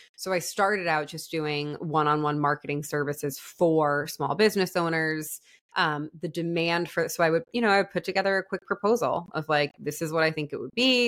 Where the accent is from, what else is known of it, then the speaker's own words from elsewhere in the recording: New York, United States; moved away as an adult; also born or lived in Florida; I'm from New York